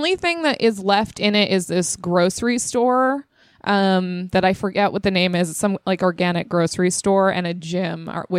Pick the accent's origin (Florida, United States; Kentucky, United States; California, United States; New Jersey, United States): California, United States; Temecula; I'm from Temecula, California. In beautiful Inland Empire.